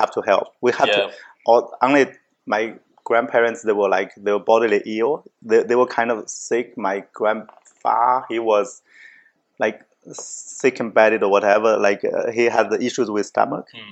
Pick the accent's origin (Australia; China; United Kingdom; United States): China; Jiangsu; English is a second language; now in Canada; I'm from Jiangsu province.